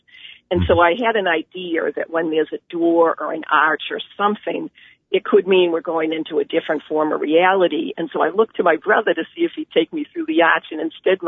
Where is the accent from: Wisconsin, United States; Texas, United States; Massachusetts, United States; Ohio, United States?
Massachusetts, United States; Boston; accent: Boston; moved away; also born or lived in Chester Springs, Pennsylvania; I'm from Boston, it's a Boston accent.